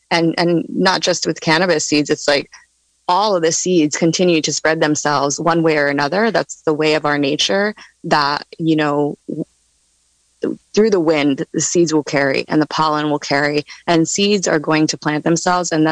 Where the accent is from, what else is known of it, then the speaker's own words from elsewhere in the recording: East Coast, United States; And I'm coming from the East Coast, so I, I saw a lot of indoor grows happening there.